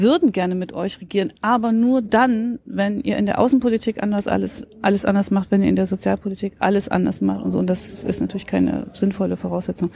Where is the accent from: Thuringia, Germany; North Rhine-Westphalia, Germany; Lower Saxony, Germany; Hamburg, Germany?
Thuringia, Germany; bin Thüringerin